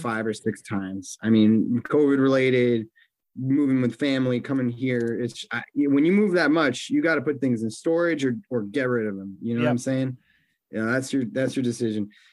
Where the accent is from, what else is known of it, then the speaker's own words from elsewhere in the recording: New York, United States; moved away; also born or lived in Boston; I was from New York